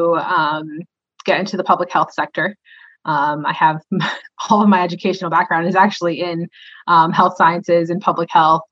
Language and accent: English; New York, United States; also born or lived in Florida / Norcross, Georgia; now in Lilburn, United States; I grew up in New York, I lived in Florida